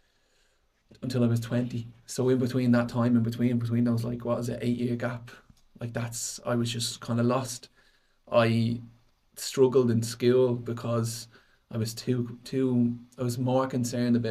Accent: Dublin, Leinster, Ireland; I grew up in Tallis

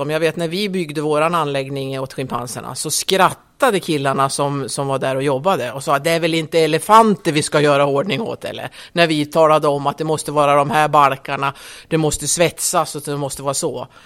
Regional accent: Skutskär, Uppsala County, Sweden; Jag är uppvuxen i Skutskär. Eh, det är ju norr om Gävle, cirka tre mil norr om Gävle. Där är jag uppvuxen.

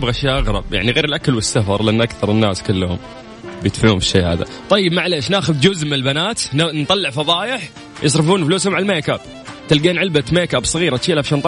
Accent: Egypt; من مصر انا موجود دلوقتي في مصر وعايز اتابع الاذاعه من مصر

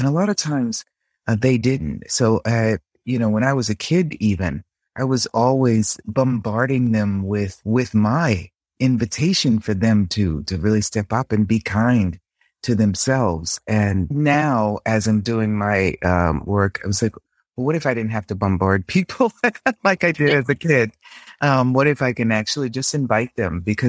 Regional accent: Boston, Massachusetts, United States; now in Rome, Italy; I was born and raised in Boston.

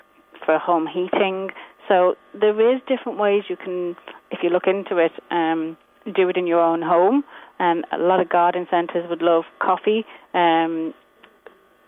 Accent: England, United Kingdom; moved away; I'm from England

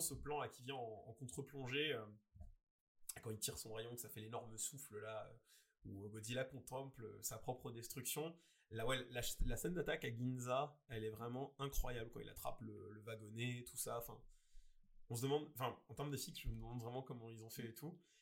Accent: France; chez nous en France

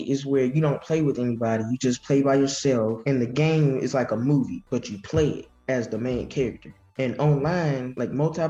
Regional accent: Batesville, Mississippi, United States; I'm from Batesville. My school is South Panola High School, and I'm a ninth grader.

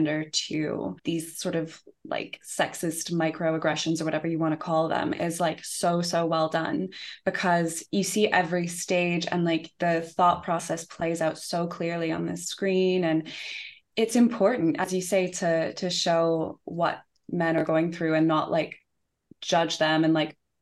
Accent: Canada; moved away as an adult; also born or lived in United Kingdom; now in London, United Kingdom; I grew up in Canada. I mean, I lived in the UK when I was 11 for a year

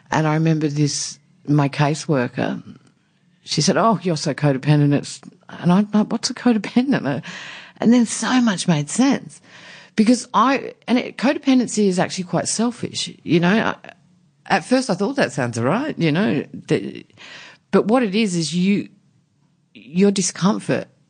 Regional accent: Warooka, South Australia, Australia; I grew up in a tiny country town in South Australia, um, near coastal town

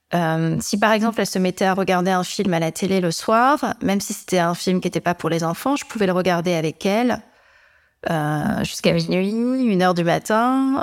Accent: Amiens, Hauts-de-France, France; je suis née à Amiens, donc où je vis toujours

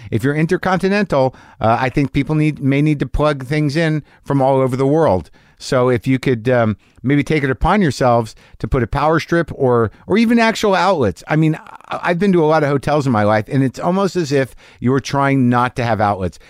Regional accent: Albuquerque, New Mexico, United States; moved away; I'm returning to my hometown of Albuquerque, New Mexico

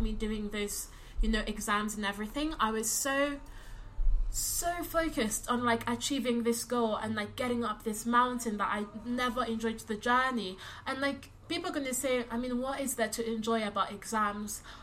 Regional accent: London, United Kingdom; I'm from London

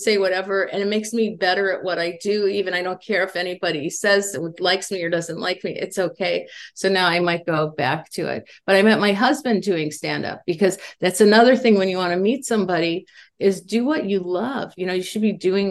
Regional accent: Indiana, United States; moved away as an adult; now in Los Angeles, United States; And I grew up in Indiana in the Midwest.

